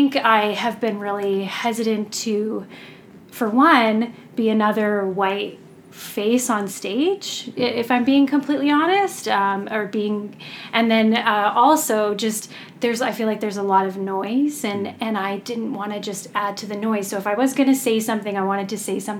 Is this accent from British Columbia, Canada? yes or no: yes; about an hour outside of Vancouver, British Columbia, Canada; I'm from this area, about an hour outside of Vancouver